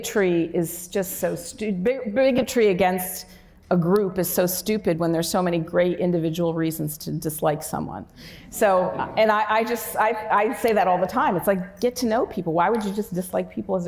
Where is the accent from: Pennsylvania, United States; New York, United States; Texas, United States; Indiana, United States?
New York, United States; Newburgh; my hometown, which is Newburgh, New York, which is a very economically depressed area